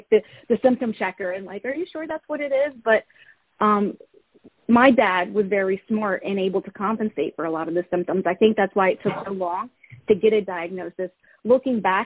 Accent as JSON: {"language": "English", "region": "Virginia", "country": "United States", "tie": "born or raised there", "moved": "yes", "said": "Virginia, which was my hometown"}